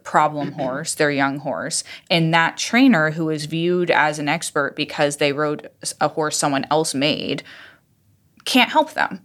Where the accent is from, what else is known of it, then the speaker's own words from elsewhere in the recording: Iowa, United States; moved away; I'm from Iowa